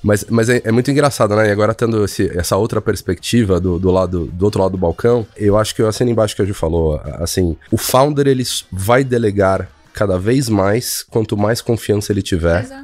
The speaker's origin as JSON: {"language": "Portuguese", "country": "Brazil", "said": "somos brasileiros"}